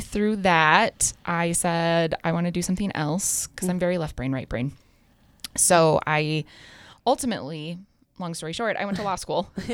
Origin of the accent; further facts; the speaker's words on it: Fairfield, Montana, United States; also born or lived in Missoula; growing up in Fairfield, uh, just thirty-five miles from here